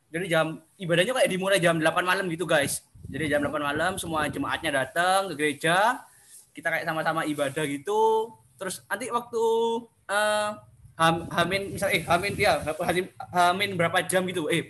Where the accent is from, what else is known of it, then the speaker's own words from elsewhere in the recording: Probolinggo, East Java, Indonesia; Oh ya, sorry lupa. Aku dari Probolinggo, guys.